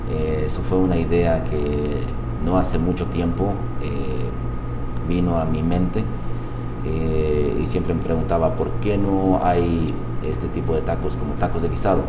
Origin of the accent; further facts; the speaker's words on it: Nezahualcóyotl, State of Mexico, Mexico; moved away as an adult; now in Utah, United States; yo ah, nací en la ciudad de Zahualcoyo, Estado de México. Tengo ya 16 años aquí en el estado de Utah.